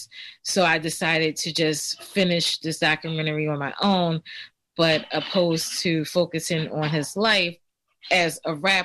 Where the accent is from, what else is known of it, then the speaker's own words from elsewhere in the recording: Philadelphia, Pennsylvania, United States; I grew up in Germantown. I lived right on Belfield Avenue